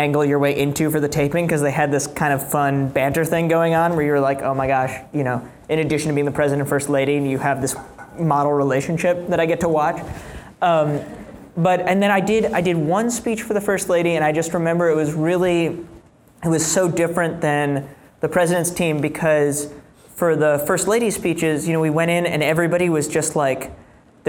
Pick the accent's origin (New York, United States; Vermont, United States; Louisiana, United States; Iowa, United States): New York, United States; New York City; I grew up in New York City